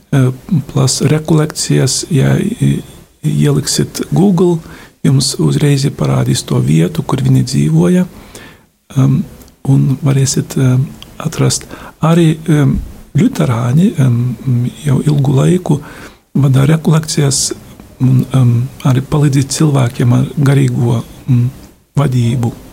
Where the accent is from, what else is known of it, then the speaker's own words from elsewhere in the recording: Lithuania; esmu no Lietuvas